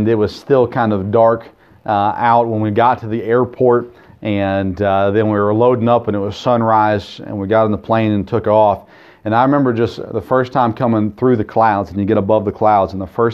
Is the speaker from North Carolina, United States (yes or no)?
no; Murfreesboro, Tennessee, United States; I grew up in Murfreesboro